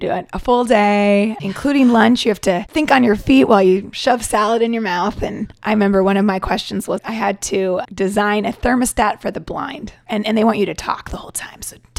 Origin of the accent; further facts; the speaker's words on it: Portland, Oregon, United States; also born or lived in Seattle / New York; now in Taiwan; I grew up in Portland, Oregon. Went to school in Seattle, Washington. So I claim the West Coast, but I did move to Taiwan from New York.